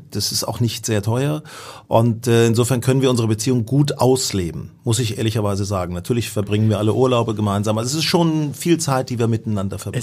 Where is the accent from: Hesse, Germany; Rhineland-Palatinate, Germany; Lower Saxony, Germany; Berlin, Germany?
Lower Saxony, Germany; Hanover; Da bin ich nach Hannover gefahren, meiner Heimatstadt, wo ich noch meinen ersten Wohnsitz habe